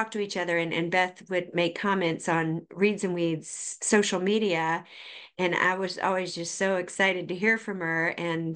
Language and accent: English; Boiling Springs, South Carolina, United States; also born or lived in Charleston, South Carolina; I grew up in Boiling Springs, South Carolina.